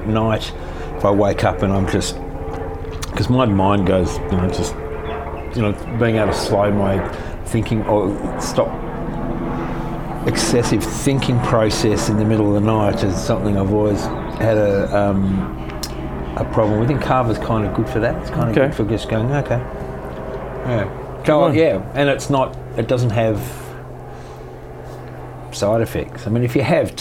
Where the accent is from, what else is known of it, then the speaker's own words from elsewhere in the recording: Melbourne, Victoria, Australia; also born or lived in Sydney; Born in Sydney, lived in Melbourne all my